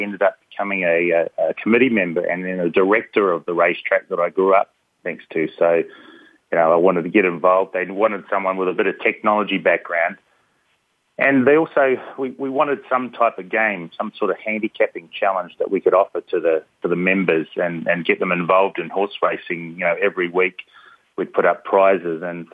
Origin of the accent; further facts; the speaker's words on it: New Zealand; moved away; I grew up next to a big racetrack in New Zealand, so that's my accent. I'm from the land down under.